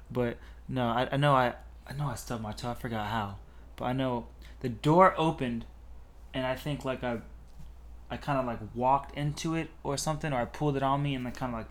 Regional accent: Port St. Lucie, Florida, United States; also born or lived in Seoul, South Korea; say I'm from Florida. I mean, from Port St. Lucie, because I lived in other places, but I'm like I barely remember them, so I can't really be like I'm from I'm from South Korea, boy

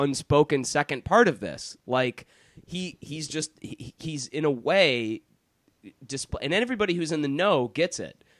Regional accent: Detroit, Michigan, United States; accent: American; I grew up in Detroit, Michigan

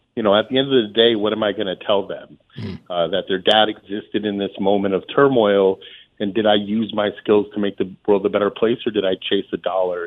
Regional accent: Holyoke, Massachusetts, United States; also born or lived in Amherst, Massachusetts; I grew up in in Holyoke

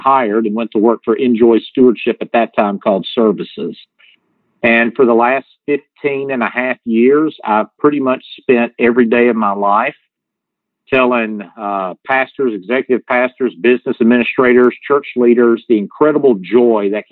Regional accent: the South, United States; accent: Southern; you can tell by my accent, I'm from the South

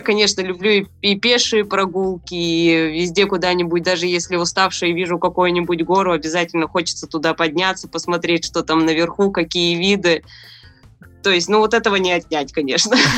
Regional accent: Krasnoyarsk, Krasnoyarsk Krai, Russia; я сама из Красноярска, из Сибири

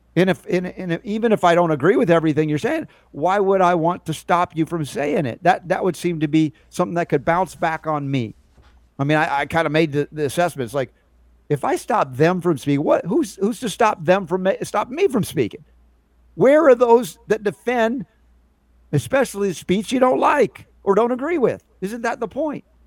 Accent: Georgia, United States; growing up in Georgia

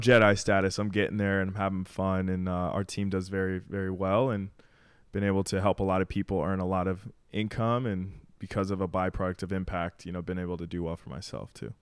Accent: Arizona, United States; moved away as an adult; now in Miami, United States; I'm from Arizona

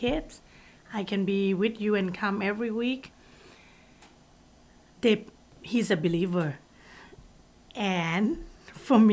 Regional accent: Bangkok, Thailand; I grew up in Bangkok, and in Thailand

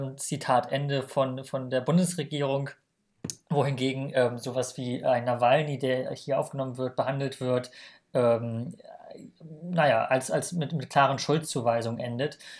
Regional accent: Germany; als Deutsche haben wir das natürlich, leben wir natürlich in einer Bubble

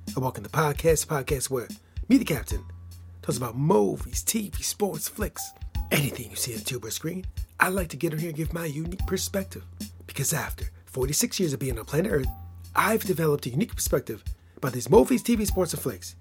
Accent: Michigan, United States; I'm from Michigan

